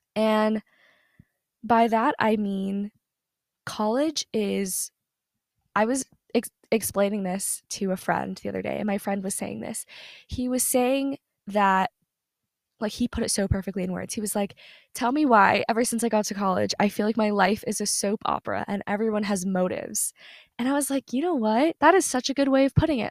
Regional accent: Southern US, United States; moved away as an adult; the place where I grew up in is in the South, Southern U S

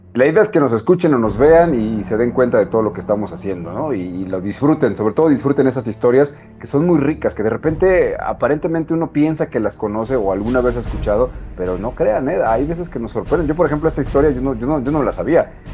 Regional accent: Mexico; somos bien mexicanos y somos bien unidos

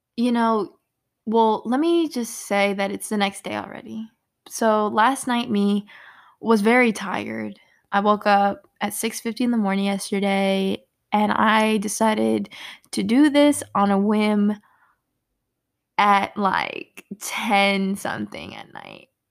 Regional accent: Virginia, United States; also born or lived in Brooklyn, New York / Richmond, Virginia; I was born in Brooklyn, New York, and moved to Virginia before I could even speak. So, I was not born out here, but definitely raised, and I am a head ass for Virginia, and seven five seven

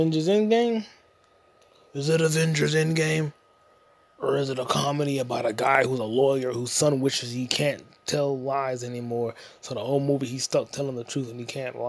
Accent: United States; I'm an American

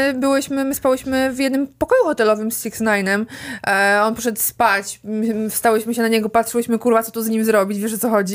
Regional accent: Warsaw, Masovian Voivodeship, Poland; urodziłam się w Warszawie

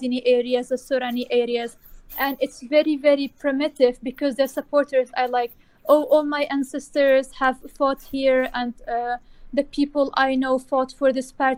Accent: Kurdistan Region, Iraq; I'm from South Kurdistan or Bashur.

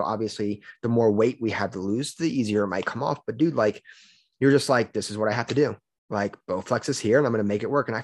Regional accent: Louisiana, United States; moved away as an adult; I'm from Louisiana, and I just recently moved up here

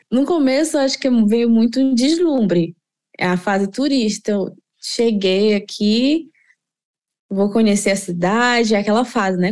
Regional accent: Belém, Pará, Brazil; moved away as an adult; now in Trondheim, Norway; sou de Belém do Pará, moro aqui em Trondheim

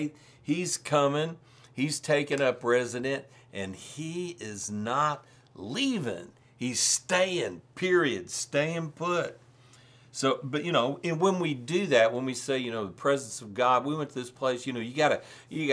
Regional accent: Missouri, United States; I'm from Missouri. We live in the show me state.

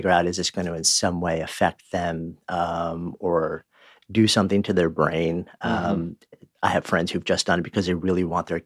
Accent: North Carolina, United States; also born or lived in Greensboro, North Carolina; Grew up in North Carolina. That's correct. Uh, Greensboro. Greensboro, Winston-Salem actually. I was born in Greensboro

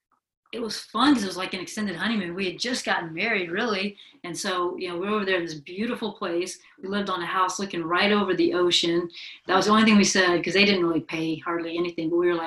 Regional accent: the South, United States; moved away; growing up in the South

